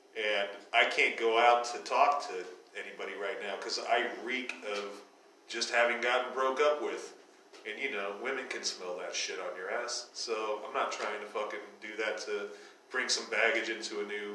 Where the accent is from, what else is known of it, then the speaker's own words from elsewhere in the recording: Northeast Ohio, United States; moved away; growing up in Northeast Ohio, it's fucking violent there